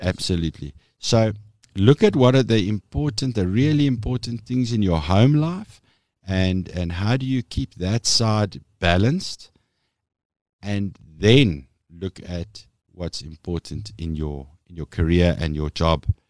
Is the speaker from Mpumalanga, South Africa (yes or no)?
no; Meyerton, Gauteng, South Africa; So I was born and bred in Meierton, which, for those of you who don't know, it's a little dorpy, uh, sort of eh, nestled between, eh, Vereniging en Alberton in Gauteng